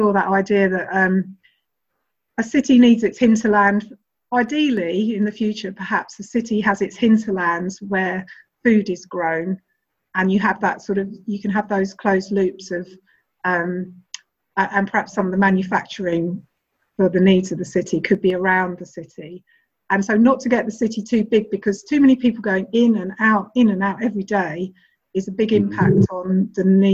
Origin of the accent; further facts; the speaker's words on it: London, United Kingdom; I'm speaking as a Londoner